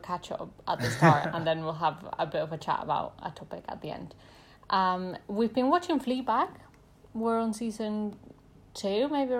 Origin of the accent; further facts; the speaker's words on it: Mexico City, Mexico; I'm from Mexico City.